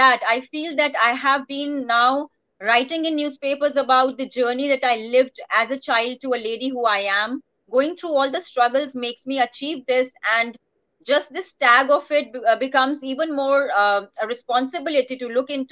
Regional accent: India; being an Indian

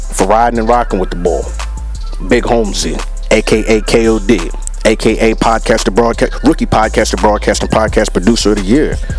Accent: United States; I was born in America

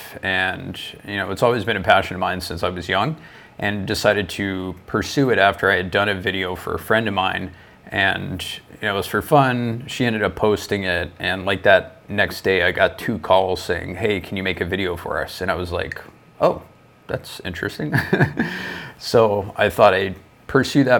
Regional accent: Florida, United States; moved away as an adult; also born or lived in Toronto, Canada; now in Ontario, Canada; I'm originally from Florida, down in the States

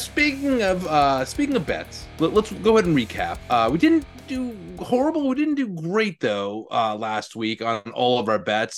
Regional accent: Virginia, United States; I grew up in Virginia

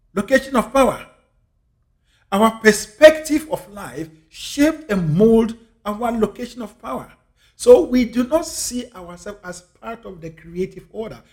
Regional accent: Ghana; I'm a Ghanaian. I'm African. I was born and raised in Africa.

